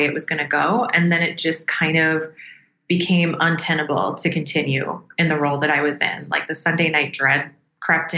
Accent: Minneapolis, Minnesota, United States; where I was born and raised in Minneapolis, Minnesota

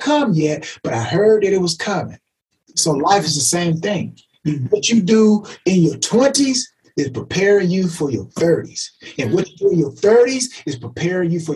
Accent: LaGrange, United States; growing up in LaGrange

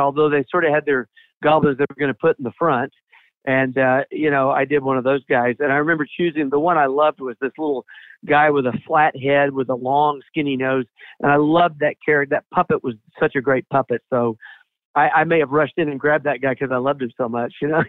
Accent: Atlanta, Georgia, United States; I'm from Atlanta originally. Still live here

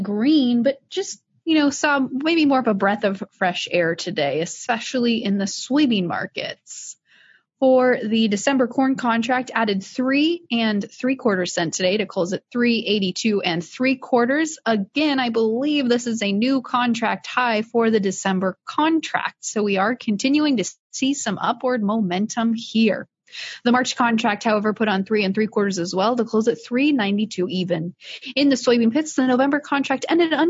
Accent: Iowa, United States; I'm from Iowa

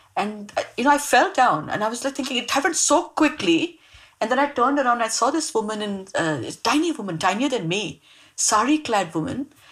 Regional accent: Mumbai, Maharashtra, India; also born or lived in Mangalore; I grew up in Mumbai. I, I grew up in a really, really small uh, uh, suburb of Mumbai called Bandra

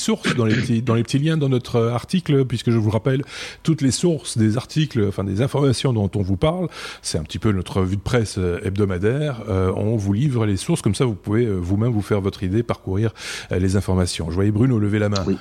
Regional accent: Belgium; près de chez nous, en Belgique

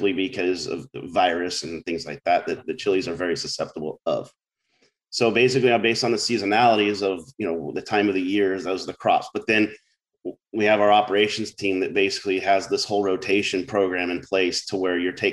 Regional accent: Orange County, California, United States; moved away as an adult; also born or lived in San Luis Obispo; as a kid growing up in Orange County

